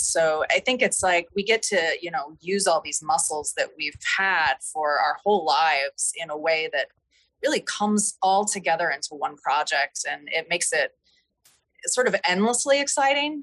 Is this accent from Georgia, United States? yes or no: no; Nevada and Southern Idaho, United States; I grew up in Nevada and in Southern Idaho